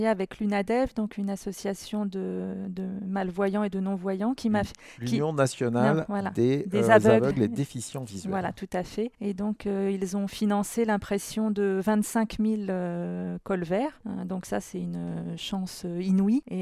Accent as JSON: {"language": "French", "town": "Chartres", "region": "Centre-Val de Loire", "country": "France", "tie": "born or raised there", "said": "euh, de Chartres"}